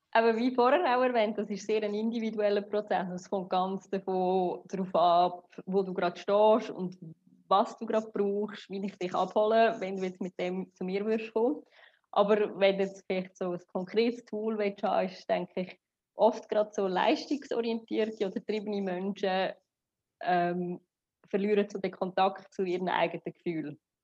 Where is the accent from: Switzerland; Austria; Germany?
Switzerland; moved away as an adult; now in Dubai, United Arab Emirates; ich komme ursprünglich aus Sri Lanka, bin aber in der Schweiz aufgewachsen und auch geboren